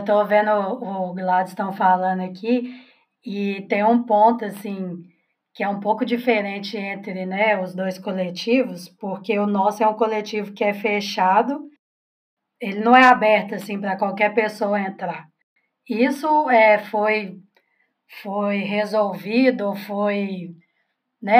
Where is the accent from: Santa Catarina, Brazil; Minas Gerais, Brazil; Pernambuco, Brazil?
Minas Gerais, Brazil; Belo Horizonte; sou aqui também de Belo Horizonte